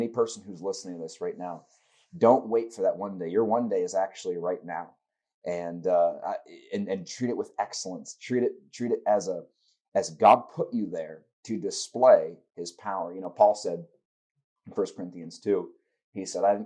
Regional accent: United States; growing up in Pendel, my father was a youth pastor

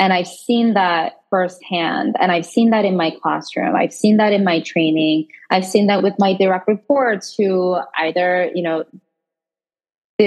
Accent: South Korea; moved away; I was born and raised in Korea

